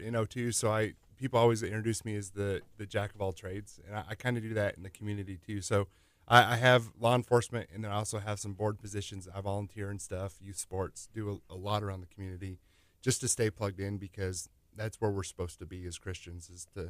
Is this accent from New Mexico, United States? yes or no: yes; New Mexico, United States; Growing up in New Mexico, lots of early time learning and playing with things and breaking a lot of stuff.